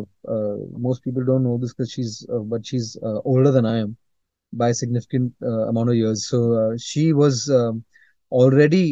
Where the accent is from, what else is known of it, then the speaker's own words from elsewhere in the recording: Mumbai, Maharashtra, India; I was born in Bombay, and I'm brought up in Bombay as well.